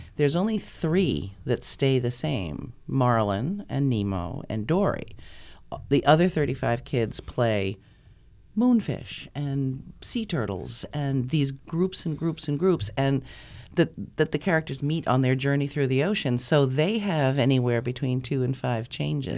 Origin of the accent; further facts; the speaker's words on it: North Conway, New Hampshire, United States; moved away as an adult; now in Concord, United States; I'm just from North Conway